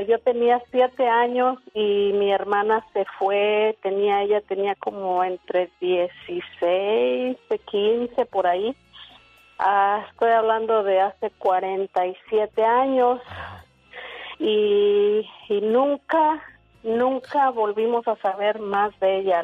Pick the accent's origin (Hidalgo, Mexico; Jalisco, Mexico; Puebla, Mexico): Hidalgo, Mexico; La Ciénega; born or raised there; moved away